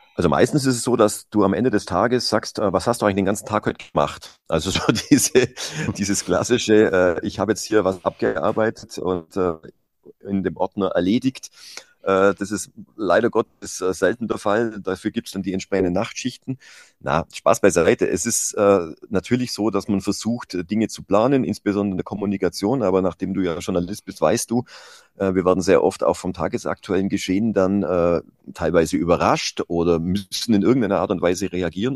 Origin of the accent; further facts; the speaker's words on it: Iller valley, Bavaria, Germany; in einem Skiclub ähm, von meinem Heimatort